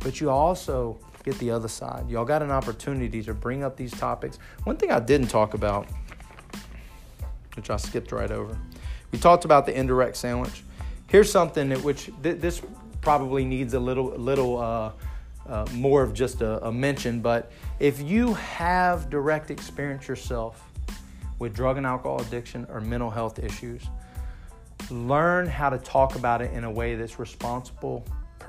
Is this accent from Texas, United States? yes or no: yes; Texas, United States; I'm from Texas.